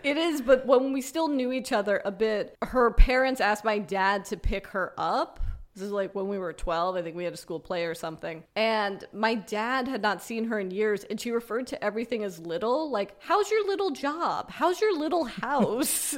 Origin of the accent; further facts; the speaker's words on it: Los Angeles, California, United States; I grew up in Los Angeles